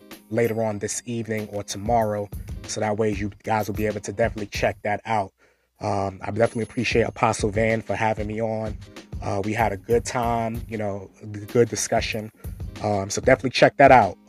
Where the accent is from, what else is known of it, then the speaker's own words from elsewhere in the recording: New York City, New York, United States; moved away; I'm originally from Brooklyn, New York. I grew up in Marlboro Projects, Brooklyn, New York